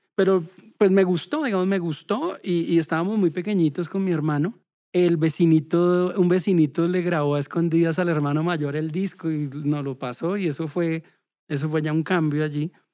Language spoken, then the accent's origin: Spanish; Bogotá, Colombia; nací en Bogotá, soy el segundo de cuatro hermanos